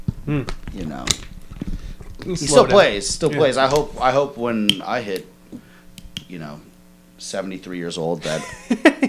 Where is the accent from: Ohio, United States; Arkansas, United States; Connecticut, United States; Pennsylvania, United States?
Ohio, United States; Toledo; Born and raised in Toledo. Lived in the suburbs in Maumee